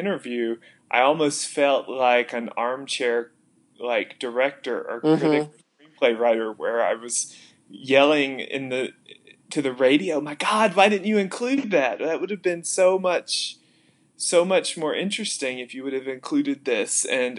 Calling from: Columbus, Ohio, United States; I am currently in my bedroom in Columbus, Ohio.

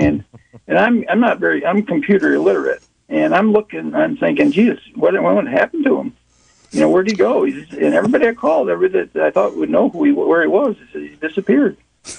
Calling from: Palm Coast, Florida, United States; I'm calling from Florida, Palm Coast, Florida.

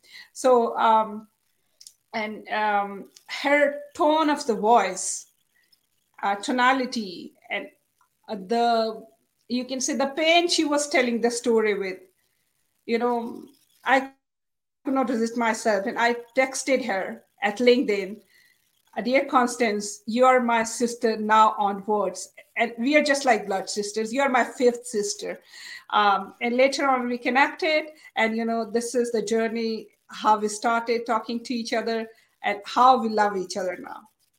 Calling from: Islamabad, Islamabad Capital Territory, Pakistan; I'm live from Pakistan, Islamabad.

